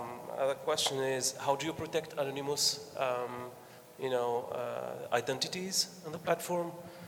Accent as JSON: {"language": "English", "country": "Tunisia", "said": "I'm from Tunisia."}